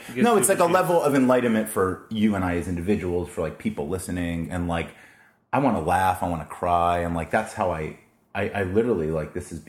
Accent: Florida, United States; moved away as an adult; also born or lived in New York; now in San Diego, United States; So we moved to Florida. And so I mainly grew up, like, after the age of 5 in Florida. Went to college in Florida as well, University of Florida

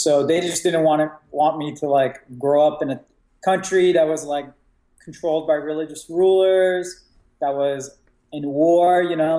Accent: Virginia, United States; also born or lived in Iraq; the first year we moved to America. I grew up in Virginia, right outside of DC.

